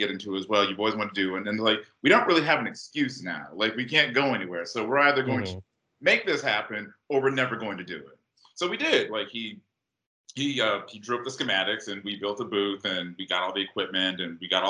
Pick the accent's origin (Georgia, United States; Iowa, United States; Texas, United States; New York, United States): Georgia, United States; Atlanta; moved away as an adult; now in Los Angeles, United States; I'm from Atlanta